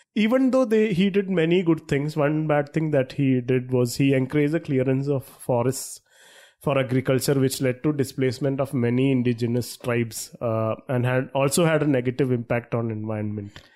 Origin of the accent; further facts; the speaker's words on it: Thrissur, Kerala, India; we are from Trishur